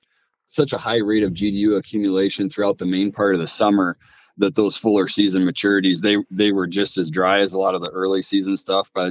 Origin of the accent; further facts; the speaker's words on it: Mason City, Iowa, United States; I'm from North Central Iowa, kind of the Mason City, Manly, Kensett area. Grew up on the family farm